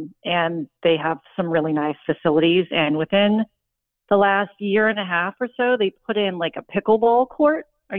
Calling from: Houston, Texas, United States; I'm 38 and from Houston, Texas.

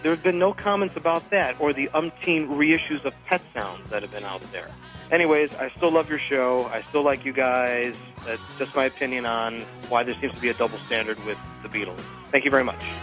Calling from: Phoenix, Arizona, United States; I'm calling from Phoenix, Arizona

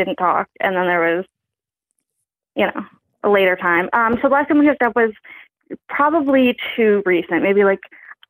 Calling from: Indiana, United States; calling from Indiana.

